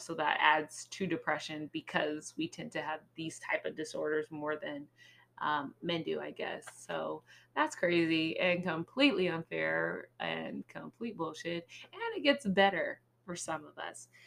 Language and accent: English; California, United States; as a Californian person